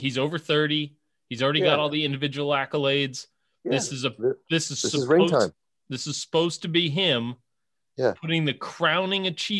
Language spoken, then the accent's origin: English; Southern California, United States; We grew up in Southern California